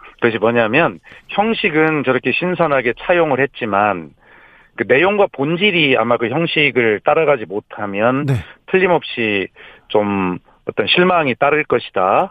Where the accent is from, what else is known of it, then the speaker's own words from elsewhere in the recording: Gongju, South Chungcheong, South Korea; moved away; 제 고향 충남 공주에 와서